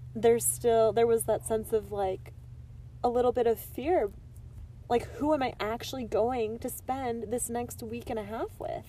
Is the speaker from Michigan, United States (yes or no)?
yes; Michigan, United States; I'm from Michigan